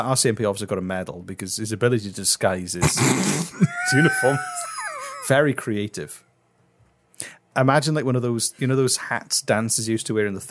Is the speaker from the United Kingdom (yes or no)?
yes; Wales, United Kingdom; I'm from Wales